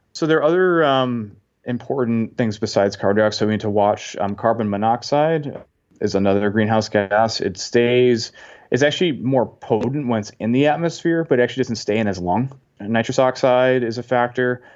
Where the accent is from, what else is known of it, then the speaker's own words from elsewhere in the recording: Massachusetts, United States; moved away as an adult; also born or lived in Indiana; now in Washington, D.C. area, United States; I'm originally from Massachusetts